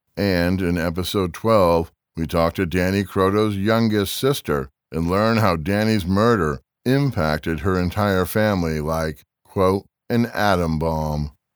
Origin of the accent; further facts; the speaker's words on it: Springfield, Massachusetts, United States; Springfield, Massachusetts, the city where I was born and raised